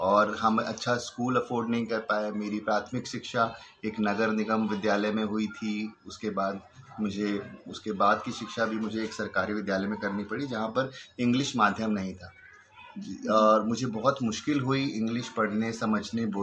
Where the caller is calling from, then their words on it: Delhi, India; और मैं नॉर्थ दिल्ली से बात कर रहा हूँ